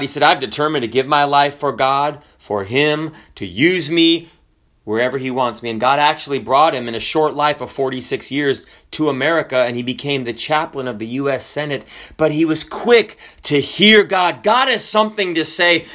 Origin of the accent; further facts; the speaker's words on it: the South, United States; also born or lived in Washington State; we are from the South